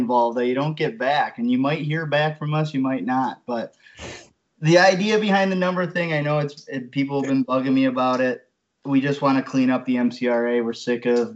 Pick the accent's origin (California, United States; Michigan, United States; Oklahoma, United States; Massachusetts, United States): Michigan, United States; Roscommon; I grew up in Roscommon, just south of Grayling